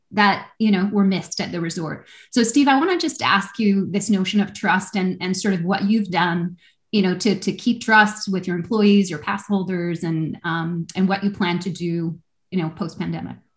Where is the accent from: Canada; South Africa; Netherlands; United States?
Canada; I'm a Canadian